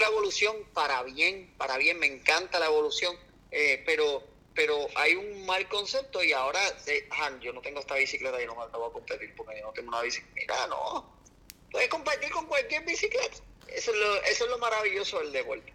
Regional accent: Puerto Rico

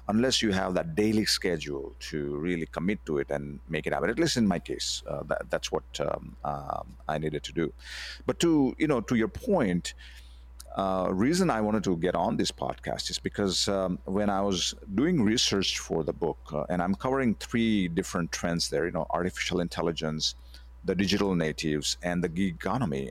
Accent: India; moved away as an adult; also born or lived in United States; I, I grew up in India, and then I went to the U S, uh, to continue my, uh, education in computer science

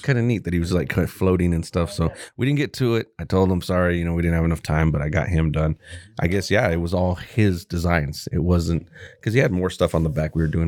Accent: Texas, United States; moved away; I was born in fucking Texas

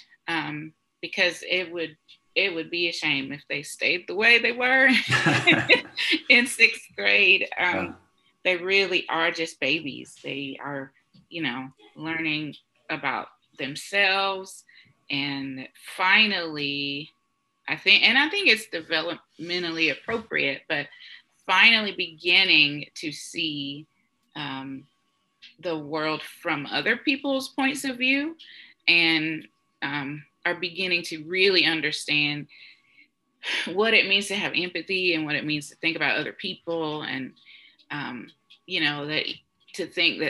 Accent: Johnson City, Tennessee, United States; moved away as an adult; now in Knoxville, United States; I was born and raised in Johnson City, Tennessee, and I came to Knoxville to go to UT

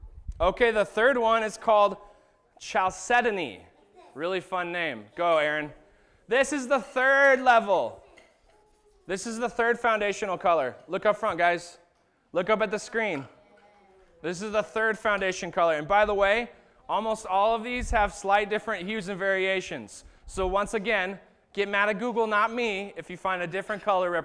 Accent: Arizona, United States; moved away; I grew up in Arizona

